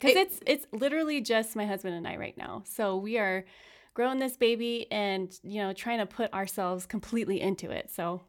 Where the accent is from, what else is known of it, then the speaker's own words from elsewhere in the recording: California, United States; In California.